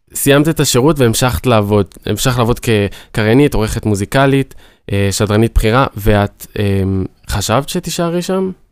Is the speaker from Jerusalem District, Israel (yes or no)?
no; Ashdod, Southern District, Israel; כשאני מגיע לאוניברסיטה, אז אני אשדודי